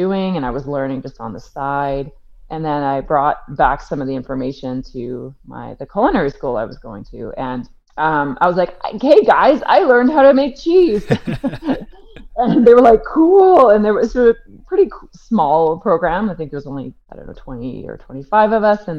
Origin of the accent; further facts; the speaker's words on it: Victoria, British Columbia, Canada; moved away as an adult; also born or lived in Vancouver / Kenya; I'm from Victoria on the Vancouver Island and moved to Vancouver to do my BA in English at SFU